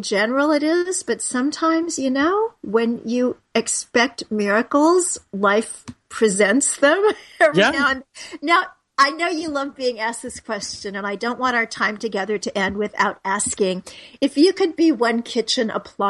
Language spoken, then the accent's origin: English; New York, United States; And so often when people find out I'm from New York, they say, oh, you have so many restaurants.